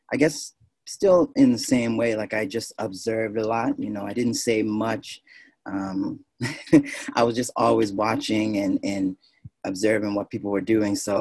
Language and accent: English; North Preston, Nova Scotia, Canada; I'm from North Preston, Nova Scotia